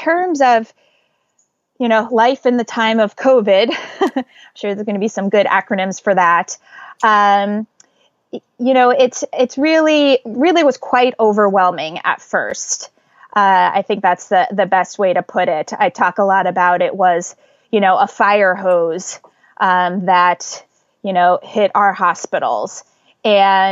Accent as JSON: {"language": "English", "region": "Northern New Jersey", "country": "United States", "tie": "born or raised there", "moved": "as an adult", "lives_now": "New York City, United States", "said": "I grew up in Northern New Jersey, so only actually 25 miles from where I live right now"}